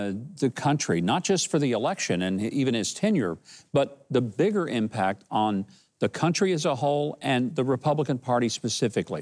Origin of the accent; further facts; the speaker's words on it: United States; I was born in America